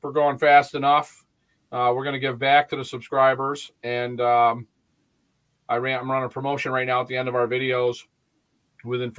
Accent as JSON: {"language": "English", "town": "Bennington", "region": "Vermont", "country": "United States", "tie": "born or raised there", "also_born_or_lived": "New Jersey", "said": "I'm from Bennington, Vermont. I was conceived and born down in New Jersey, but I've been in Vermont most of my life"}